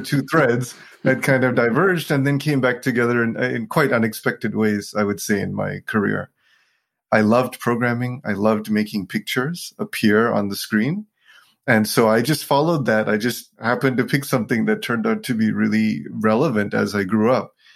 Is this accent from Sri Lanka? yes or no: yes; Sri Lanka; I was born in Sri Lanka to a very Buddhist family.